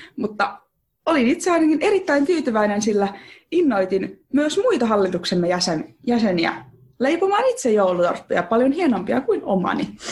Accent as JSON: {"language": "Finnish", "country": "Finland", "tie": "born or raised there", "said": "oon kotoisin Turajärveltä. Oon tästä Turajärveläisyydestä yleensä myös aika ylpeä"}